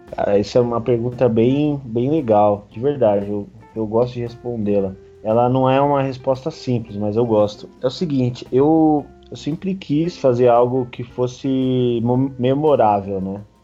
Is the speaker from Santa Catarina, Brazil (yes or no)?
no; Guarulhos, São Paulo, Brazil; born or raised there